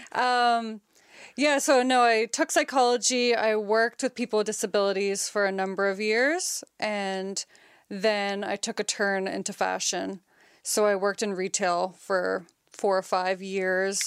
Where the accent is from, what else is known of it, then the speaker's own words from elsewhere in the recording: Nova Scotia, Canada; also born or lived in Halifax; I was born and raised in Nova Scotia. Been living in Halifax for about ten, eleven years